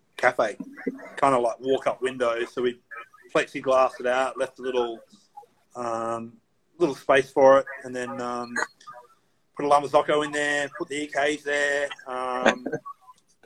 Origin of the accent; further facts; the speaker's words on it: Australia; moved away as an adult; now in United States; coming from Australia, like what we grew up with in Australia